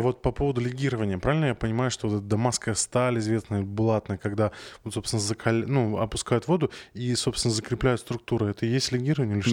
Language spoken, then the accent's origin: Russian; Arkhangelsk, Arkhangelsk Oblast, Russia; moved away; я из Архангельска.